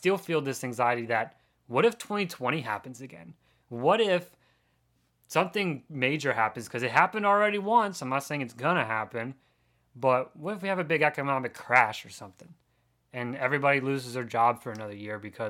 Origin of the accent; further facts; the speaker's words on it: Pennsylvania, United States; I grew up in Pennsylvania